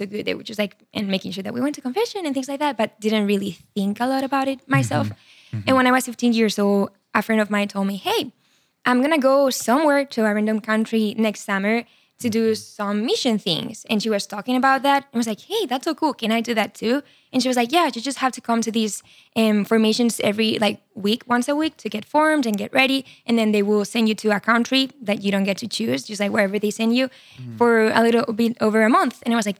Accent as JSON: {"language": "English", "town": "Barcelona", "region": "Catalonia", "country": "Spain", "tie": "born or raised there", "second_language": "English", "moved": "as an adult", "lives_now": "United States", "said": "So I'm from Spain, from Barcelona. Yes. I'm 25 years old. I grew up there. Amazing family, Catholic. Yeah. I studied psychology in college. And right after I finished psychology, I came to America. That was 4 years ago."}